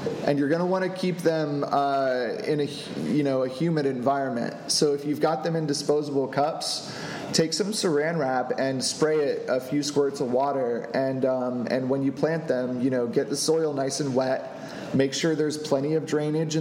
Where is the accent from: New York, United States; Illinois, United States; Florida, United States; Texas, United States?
Florida, United States; moved away; I'm from Florida